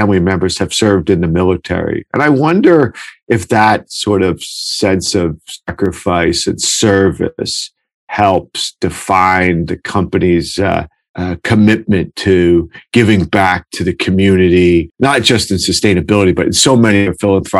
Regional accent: New Jersey, United States; I am a New Jersey native. I live in New Jersey and I take great pride in my home state

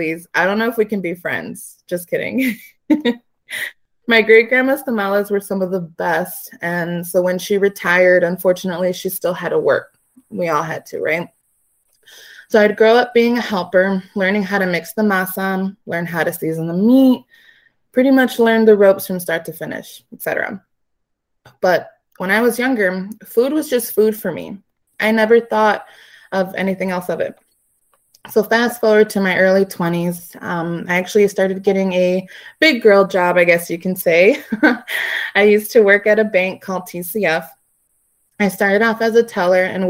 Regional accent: Aurora, Illinois, United States; now in Chicago, United States; I was born and raised in Aurora, Illinois.

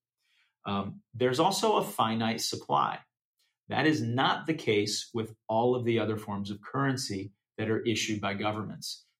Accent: United States; as an American

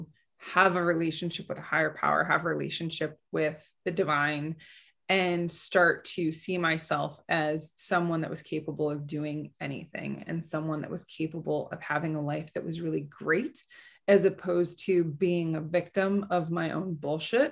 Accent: Midwest, United States; I grew up in the Midwest

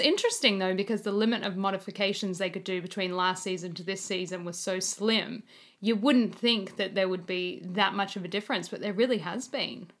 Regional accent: Australia; as an Australian

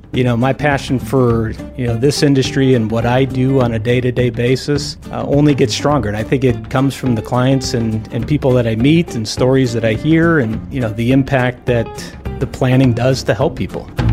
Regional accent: Los Angeles, California, United States; also born or lived in San Diego / Orange County / Newport Beach; I'm born and raised in Southern California. And, you know, grew up in the L A area

